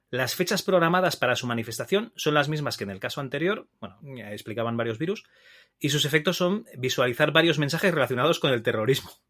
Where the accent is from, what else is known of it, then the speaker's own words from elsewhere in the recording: Barcelona, Catalonia, Spain; now in Teruel, Spain; soy de Barcelona